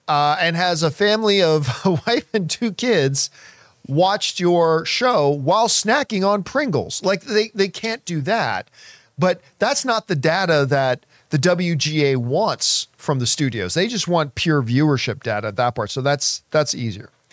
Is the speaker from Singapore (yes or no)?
no; Hamilton, Ontario, Canada; moved away as an adult; now in Los Angeles, United States; that's my hometown, the Hammer